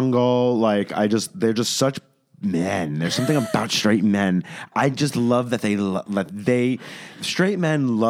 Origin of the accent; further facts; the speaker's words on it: New York, United States; now in West Hollywood, United States; I'm from New York and now West Hollywood